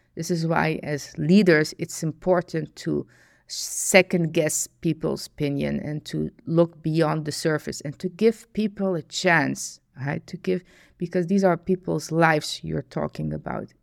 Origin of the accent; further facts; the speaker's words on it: Netherlands; I was born in the Netherlands